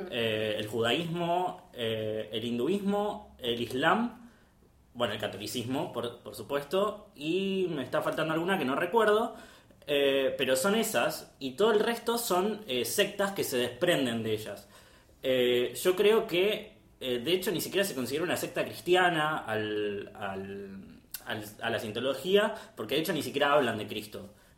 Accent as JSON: {"language": "Spanish", "town": "Pilar", "region": "Buenos Aires Province", "country": "Argentina", "said": "yo soy de Pilar."}